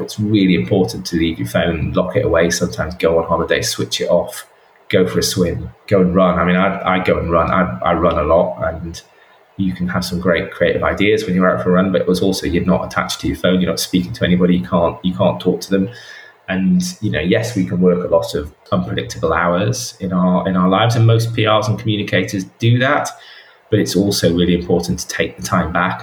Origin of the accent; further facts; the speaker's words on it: the north of England, United Kingdom; moved away; also born or lived in London; I speak as a Northerner as well